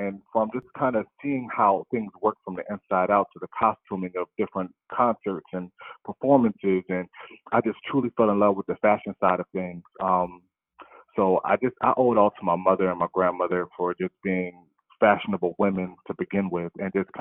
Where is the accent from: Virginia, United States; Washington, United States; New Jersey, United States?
New Jersey, United States; Camden; I grew up in Camden, New Jersey